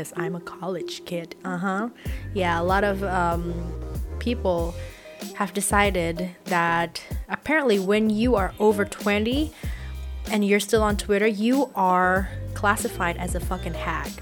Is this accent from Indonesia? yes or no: yes; Indonesia; first language Indonesian; English is a second language; my native language, in Bahasa Indonesia